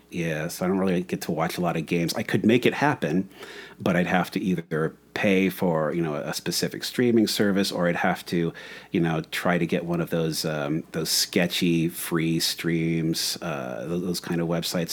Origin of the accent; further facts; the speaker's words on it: Michigan, United States; moved away; also born or lived in Florida; growing up in Michigan